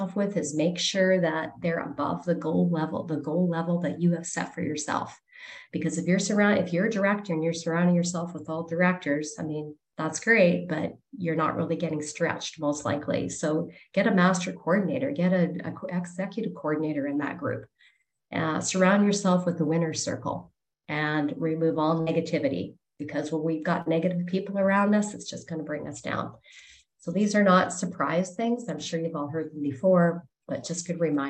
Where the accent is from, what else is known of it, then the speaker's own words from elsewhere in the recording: Canada; I'm from Canada